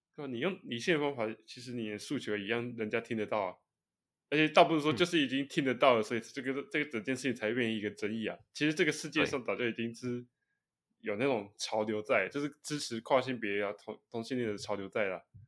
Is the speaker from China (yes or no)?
no; Taiwan; 我们台湾人